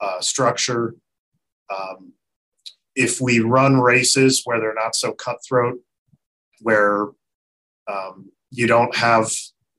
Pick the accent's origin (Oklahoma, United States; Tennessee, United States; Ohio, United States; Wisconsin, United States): Ohio, United States; I grew up in Ohio